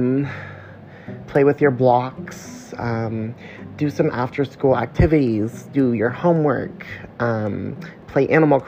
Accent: Missouri, United States; I'm just a little Missouri country boy. I grew up in Missouri on a little farm.

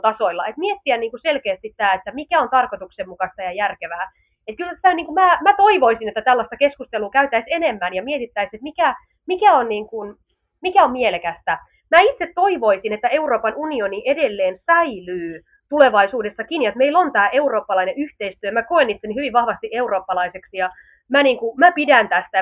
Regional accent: Finland; also born or lived in Southern Finland; meillä jo Suomessa

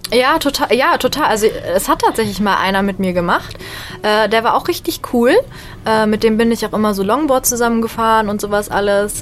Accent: Bonn, North Rhine-Westphalia, Germany; ich bin Stand-Up-Comedian und ich komme aus Bonn

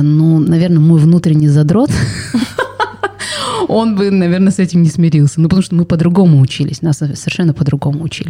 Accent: Kazakhstan

